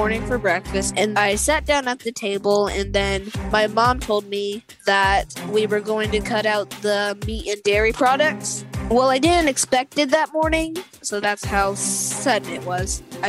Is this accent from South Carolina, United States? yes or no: yes; Summerville, South Carolina, United States; I am 11 years old, and I am from Somerville, South Carolina.